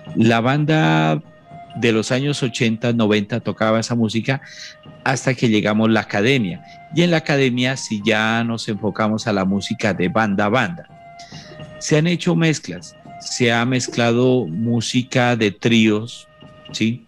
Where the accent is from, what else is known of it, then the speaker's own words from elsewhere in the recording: Samaniego, Nariño, Colombia; llego a mi tierra, a Samaniego